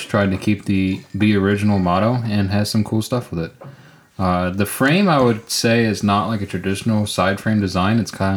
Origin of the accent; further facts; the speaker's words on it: New York, United States; moved away; I'm from New York